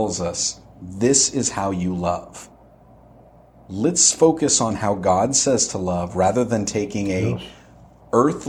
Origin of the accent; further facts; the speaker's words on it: United States; being an American